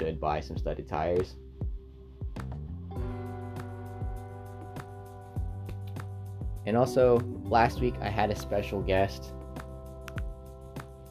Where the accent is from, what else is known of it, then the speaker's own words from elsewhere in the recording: Stockton, California, United States; moved away as an adult; now in Maryland, United States; At St. Joseph's Hospital in Stockton, California. my hometown